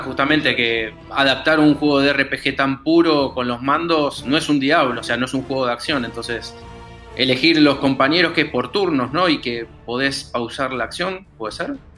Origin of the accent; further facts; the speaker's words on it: Argentina; el argentino, el que está del otro lado del charco